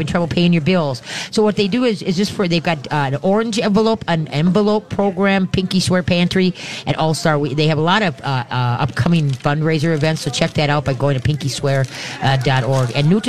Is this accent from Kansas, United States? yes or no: no; Roseville, Minnesota, United States; And I grew up in Roseville, so I love doing things in Roseville.